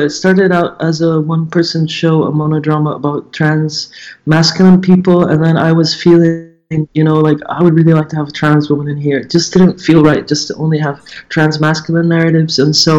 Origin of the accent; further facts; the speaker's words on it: Jordan; moved away as an adult; also born or lived in Saudi Arabia (Jubail, Eastern Province) / Lebanon; now in Germany; I'm Jordanian and German. I'm half and half. I grew up in Saudi Arabia, actually.